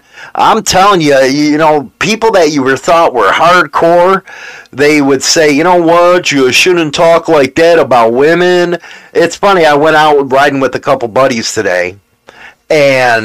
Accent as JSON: {"language": "English", "country": "United States", "said": "I'm an American, and I'm an American biker."}